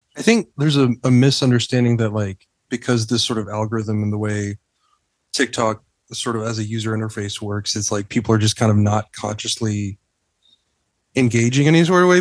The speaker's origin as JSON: {"language": "English", "region": "Texas", "country": "United States", "tie": "born or raised there", "moved": "as an adult", "lives_now": "United Kingdom", "said": "I grew up in Texas too"}